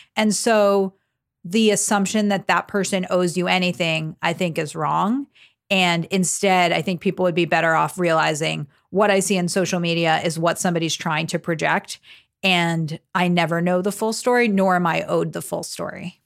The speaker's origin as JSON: {"language": "English", "region": "South Florida", "country": "United States", "said": "I'm thirty-three years old and I'm from South Florida"}